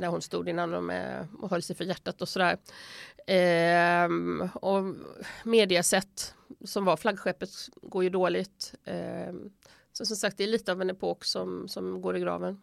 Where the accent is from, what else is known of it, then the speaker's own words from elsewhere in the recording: Sweden; moved away as an adult; now in Italy; hemma i Sverige